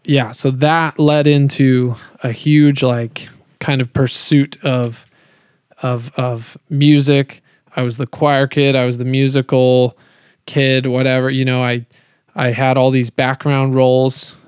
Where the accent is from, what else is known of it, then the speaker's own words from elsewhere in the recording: Colorado, United States; also born or lived in Kansas City, Missouri; I moved to Colorado when I was seven